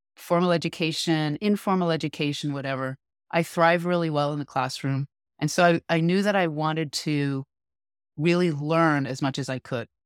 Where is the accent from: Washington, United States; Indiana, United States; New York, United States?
New York, United States; now in California, United States; I grew up in New York